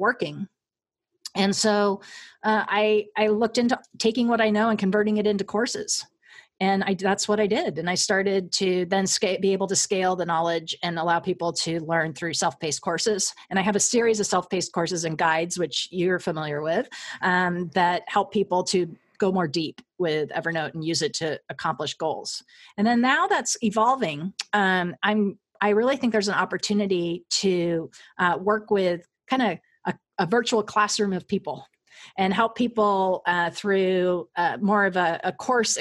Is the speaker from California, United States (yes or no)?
yes; Southern California, United States; I grew up in Southern California